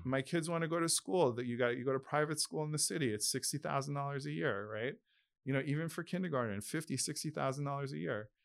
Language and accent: English; Long Island, New York, United States; moved away as an adult; also born or lived in Brooklyn, New York; now in Miami, United States; I was born in Brooklyn, I grew up in Long Island, um, in a middle class family